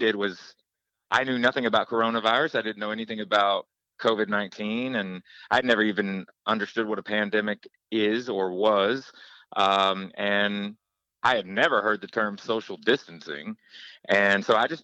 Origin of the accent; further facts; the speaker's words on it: Knoxville, Tennessee, United States; moved away; my hometown of Knoxville, Tennessee